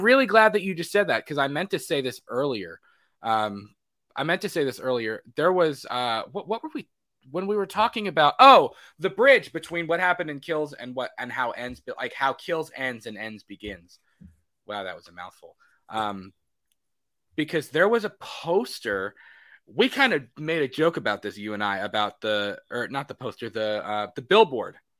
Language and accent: English; Florida, United States; now in Kentucky, United States; I'm from Florida